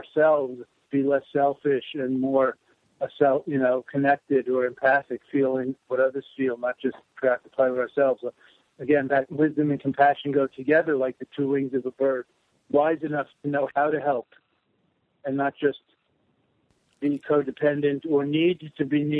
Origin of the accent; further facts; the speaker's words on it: New York City, New York, United States; accent: Brooklyn, New York accent; born in Brooklyn